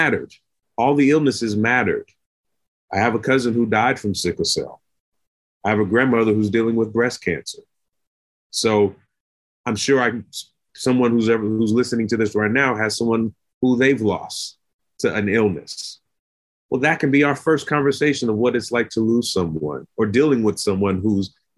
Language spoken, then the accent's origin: English; United States; as an American